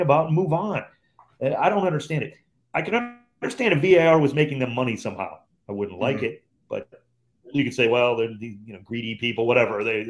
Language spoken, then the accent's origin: English; Cleveland, Ohio, United States; moved away as an adult; also born or lived in Los Angeles; my hometown of Cleveland